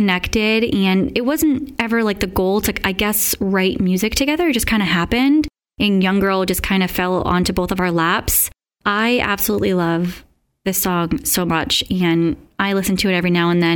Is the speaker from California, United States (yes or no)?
no; South Shore, Massachusetts, United States; I will be in my hometown at Brack's Grill and Tap on July 8th